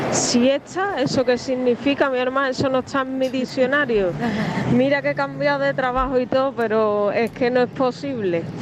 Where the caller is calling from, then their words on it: Coy, Region of Murcia, Spain; de Coy.